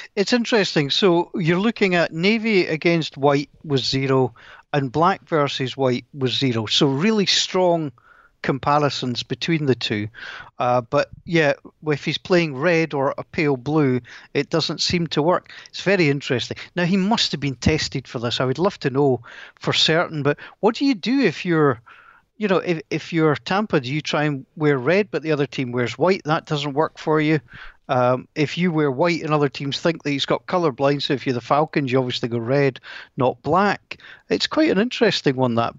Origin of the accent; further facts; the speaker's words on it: Scotland, United Kingdom; I'm Scottish.